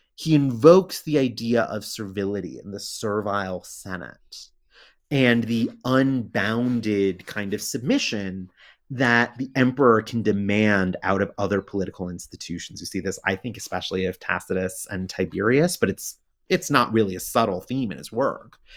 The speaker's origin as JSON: {"language": "English", "country": "United States", "said": "I'm American"}